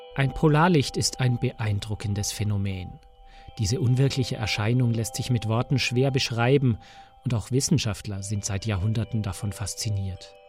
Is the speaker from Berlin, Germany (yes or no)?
no; Bavaria, Germany; bei uns in Bayern